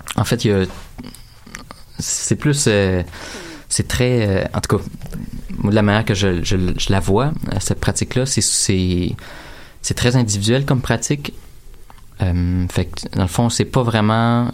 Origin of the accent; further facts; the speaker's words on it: Drummondville, Quebec, Canada; je viens de Drummondville